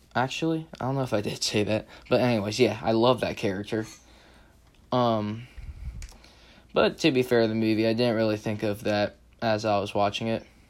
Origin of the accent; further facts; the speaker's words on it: the South, United States; I'm from the South, so I know how one sounds